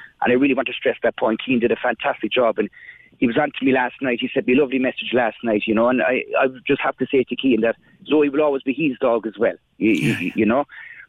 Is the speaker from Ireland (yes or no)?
yes; Crosshaven, Munster, Ireland; I'm actually from Crosshaven